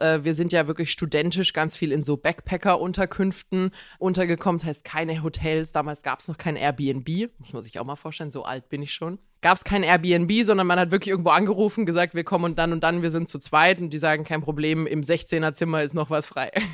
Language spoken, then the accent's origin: German; Croatia; moved away